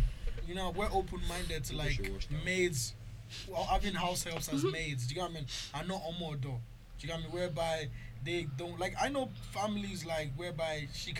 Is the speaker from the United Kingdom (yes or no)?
no; Nigeria; also born or lived in Clondalkin, Dublin, Ireland; now in Ireland; I'm from Nigeria